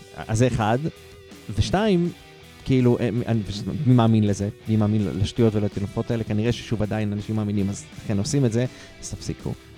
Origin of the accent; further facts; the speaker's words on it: Haifa, Haifa District, Israel; אני מחיפה